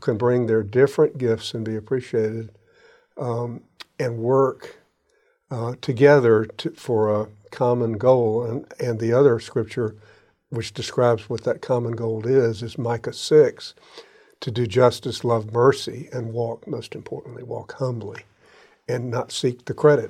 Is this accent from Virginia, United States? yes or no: no; Jacksonville, Florida, United States; I grew up in Ortega, and we shopped, my parents shopped for groceries at Allen's in Avondale.